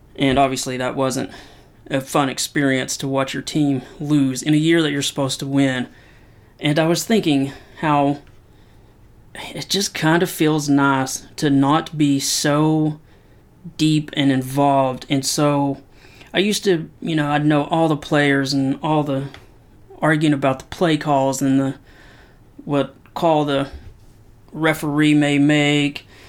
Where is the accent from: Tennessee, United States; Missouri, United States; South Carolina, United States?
Tennessee, United States; Knoxville; I'm from Knoxville, Tennessee, and you can't be from Knoxville, Tennessee and not be a huge Tennessee Vol fan.